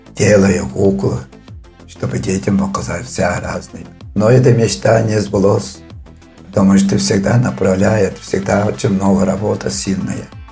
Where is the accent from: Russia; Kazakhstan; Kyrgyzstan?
Russia; Khorum-Dag, Tuva; Родился я в Туве, село Хормдаг. Отсюда я вырос в Хормдаге и закончил школу